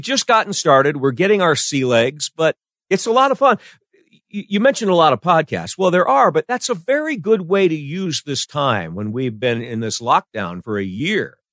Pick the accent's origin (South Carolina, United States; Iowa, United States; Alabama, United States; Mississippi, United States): Iowa, United States; moved away; I grew up in Iowa where you send your box tops off to New York to get the secret Dakota ring.